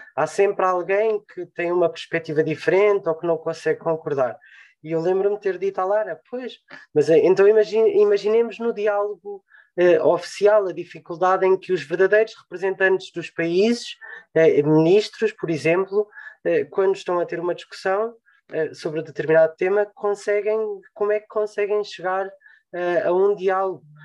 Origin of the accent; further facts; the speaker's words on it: Portugal; acima de tudo somos portugueses